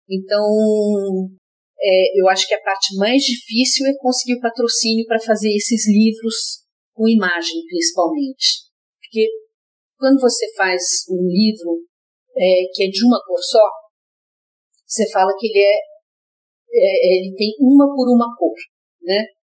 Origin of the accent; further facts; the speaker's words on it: Rio Grande, Rio Grande do Sul, Brazil; moved away; Nasci no Rio Grande, no Rio Grande do Sul. Rio Grande é uma cidade bem lá no sul do Rio Grande do Sul. Uhum. E eu morei lá